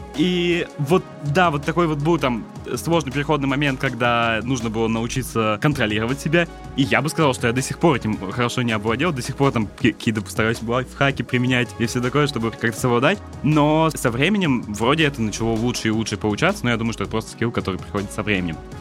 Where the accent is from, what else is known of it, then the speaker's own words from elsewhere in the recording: Votkinsk, Udmurtia, Russia; moved away; also born or lived in Saint Petersburg; я, собственно, из Воткинска был